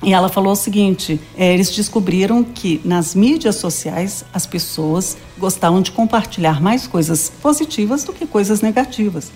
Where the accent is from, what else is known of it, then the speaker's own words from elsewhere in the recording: Minas Gerais, Brazil; moved away; also born or lived in Salvador, Bahia; eu sou mineira